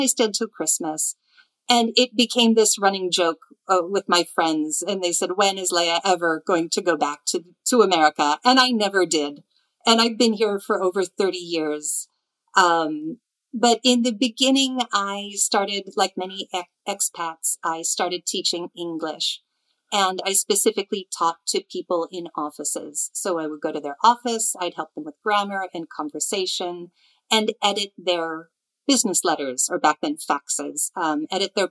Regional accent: near Chicago, Illinois, United States; moved away as an adult; now in Milan, Italy; I'm originally from the United States. I was born and raised near Chicago

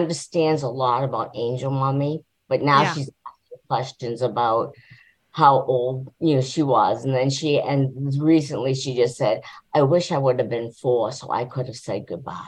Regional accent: New Hampshire, United States; now in Florida, United States; I live in Florida, but we're from New Hampshire originally

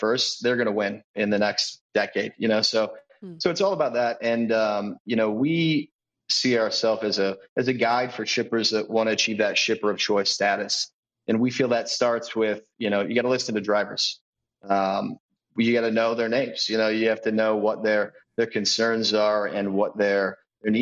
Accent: Central Illinois, United States; I grew up in Central Illinois, potato and vegetable farm.

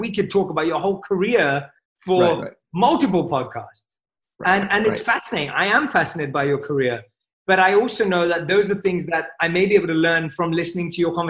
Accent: England, United Kingdom; I'm from England. Like, you know, football, soccer is my sport.

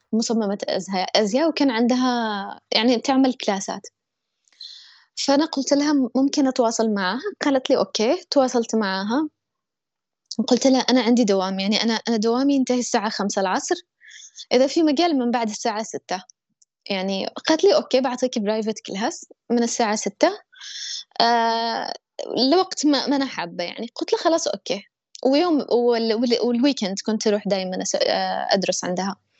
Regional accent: Yemen; also born or lived in Egypt; أنا يمنية

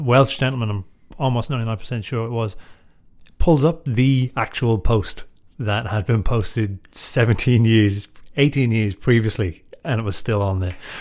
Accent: Drogheda, Leinster, Ireland; I grew up in Drogheda

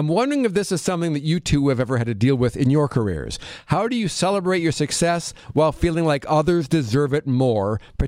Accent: Midwest, United States; I'm from the Midwest. It's a Catholic community, so it was all very common.

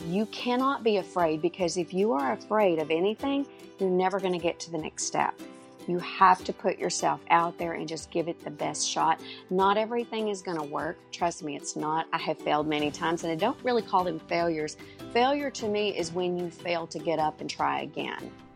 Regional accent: Dallas, Texas, United States; now in Canton, United States; I was actually born in Dallas, Texas, and, uh, Mom and Dad had a home in the country, one here in Canton where we live now and one in in Dallas, so I went to school in Dallas

